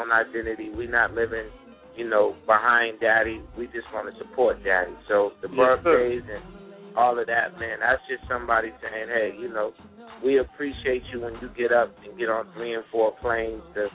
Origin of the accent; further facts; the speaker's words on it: Boston, Massachusetts, United States; I'm a Bostonian in the heart